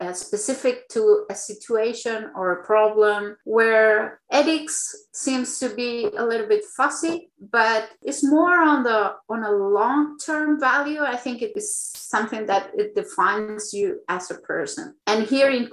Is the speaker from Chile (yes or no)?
yes; Chile; moved away; I am from Chile